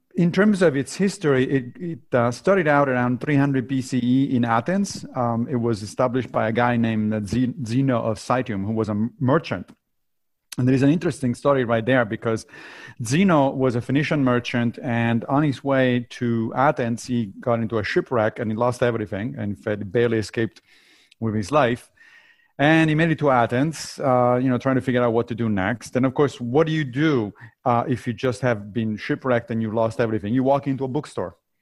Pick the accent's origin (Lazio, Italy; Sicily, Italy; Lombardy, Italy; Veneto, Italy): Lazio, Italy; Rome; moved away; also born or lived in Monrovia, Liberia; my family moved back to Italy when I was very little, so I grew up in Rome